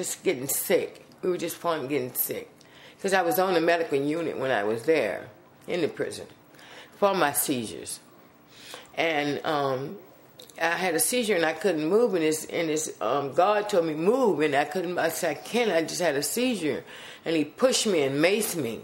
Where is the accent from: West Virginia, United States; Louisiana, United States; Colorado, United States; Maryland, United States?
Louisiana, United States; New Orleans; I'm from New Orleans, Louisiana